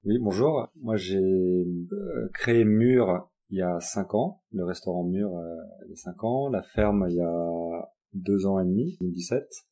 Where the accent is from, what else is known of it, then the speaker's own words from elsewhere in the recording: Paris, Île-de-France, France; moved away as an adult; also born or lived in Japan / United States; J'ai grandi euh, à Paris